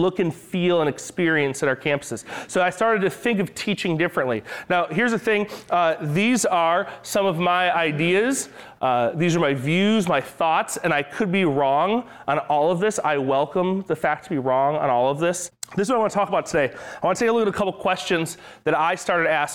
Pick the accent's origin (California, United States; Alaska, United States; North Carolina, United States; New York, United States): New York, United States; I'm from New York.